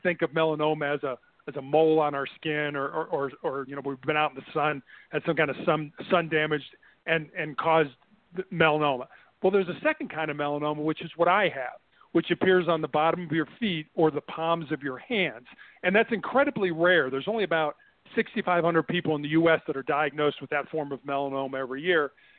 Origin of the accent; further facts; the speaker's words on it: Midwest, United States; And so when our daughter was born in Santa Barbara, we moved back to the Midwest. We're both from the Midwest.